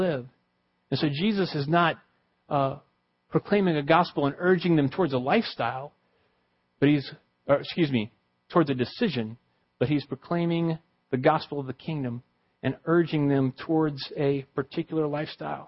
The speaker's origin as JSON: {"language": "English", "region": "the South", "country": "United States", "tie": "born or raised there", "said": "I grew up in the South"}